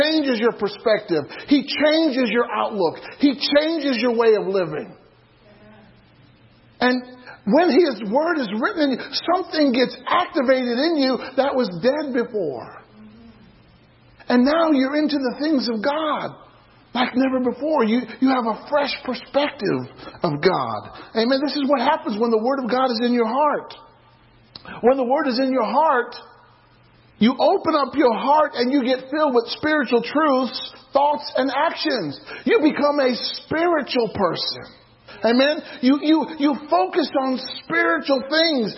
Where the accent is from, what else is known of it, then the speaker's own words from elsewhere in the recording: Illinois, United States; I used to play euchre growing up in Illinois